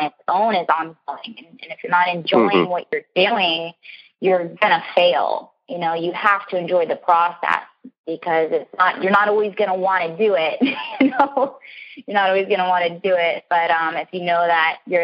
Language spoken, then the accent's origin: English; Florida, United States; I came from Florida